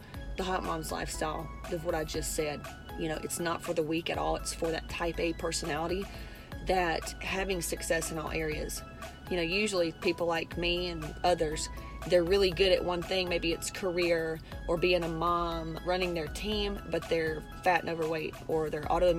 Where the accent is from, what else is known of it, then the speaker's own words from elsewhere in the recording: West Georgia, United States; moved away; where I grew up in West Georgia with a bunch of cows